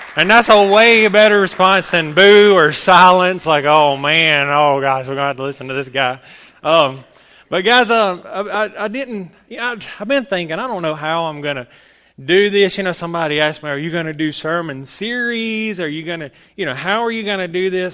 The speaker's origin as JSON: {"language": "English", "town": "Salem", "country": "United States", "said": "I'm from Salem, so, you know, I'm the little Salem preacher"}